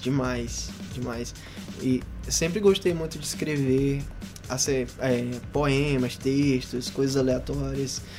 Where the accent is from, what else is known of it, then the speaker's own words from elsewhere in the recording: São Luís, Maranhão, Brazil; Eu sou daqui, sou da Santa Clara